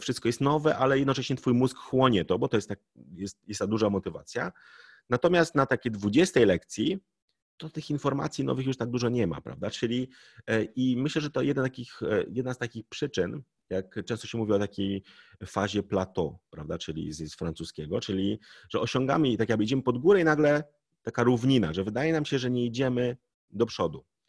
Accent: Poland; my Polacy

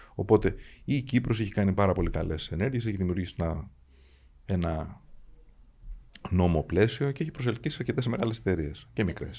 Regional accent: Athens, Attica, Greece; Αθηναίος εκεί μεγάλωσα και αυτή ξέρω σαν πατρίδα μου

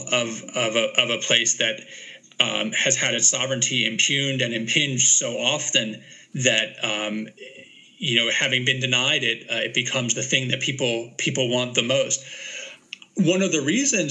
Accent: United States; I benefit from a really powerful, effective, and more or less responsive state as an American

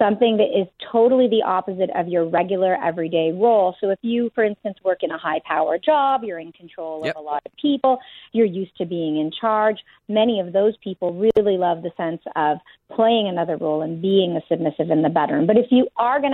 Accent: Canada; I'm Canadian

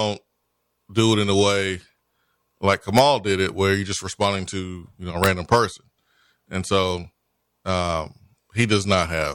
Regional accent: Tennessee, United States; It's a great day for be from Tennessee

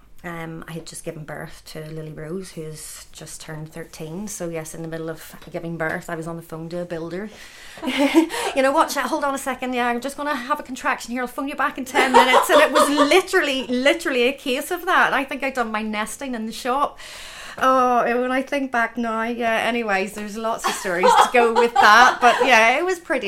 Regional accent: Dundonald, Northern Ireland, United Kingdom; I grew up in Dundonald, just up the road

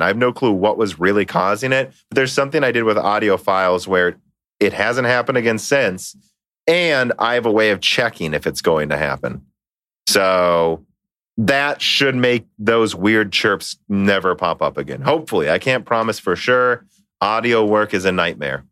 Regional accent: Minnesota, United States; we're from Minnesota

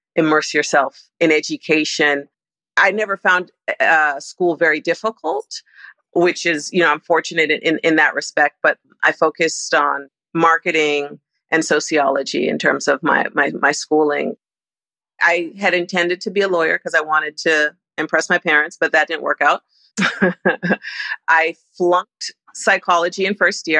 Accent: Toronto, Ontario, Canada; moved away as an adult; also born or lived in Nigeria / New York; now in Los Angeles, United States; I was born in Toronto, and after university, I moved from Toronto to New York.

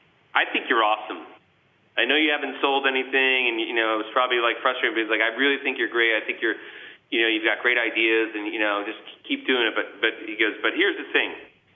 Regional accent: New York, United States; you try to be as humble as possible, as humble as a New Yorker could be at the time.

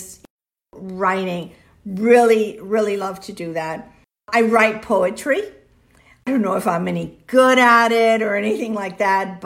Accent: Miami, Florida, United States; first language Spanish; English is a second language; also born or lived in Cuba / Venezuela / Tampa, Florida; now in Florida, United States; I grew up in Miami

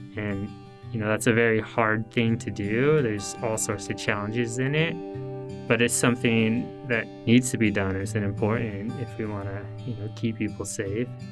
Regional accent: Salt Lake City, Utah, United States; moved away; I'm originally from the Salt Lake City area in Utah

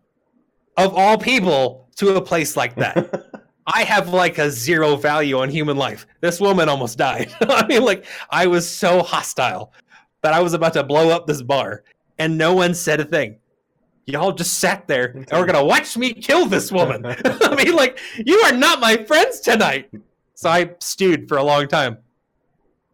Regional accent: Arizona, United States; I'm from Arizona

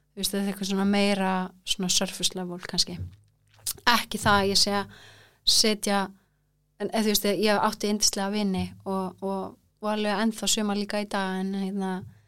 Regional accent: Kópavogur, Capital Region, Iceland; also born or lived in Florida, United States / Reykjavík; now in Þingvellir, Iceland; svo kemur ég í Kópá þannig ég elst eða upp í Kópá

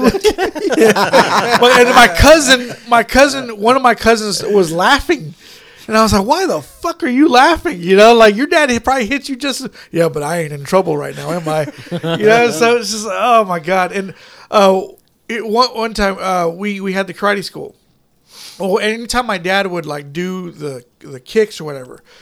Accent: Fort Worth, Texas, United States; I was born in Fort Worth

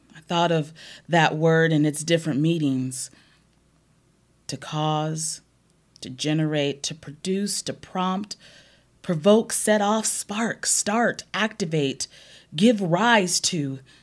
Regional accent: Omaha, Nebraska, United States; growing up in North Omaha

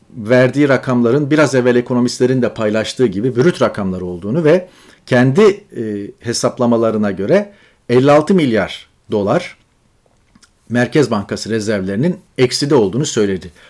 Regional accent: Çukurova, Turkey; moved away as an adult; also born or lived in Ankara / Istanbul

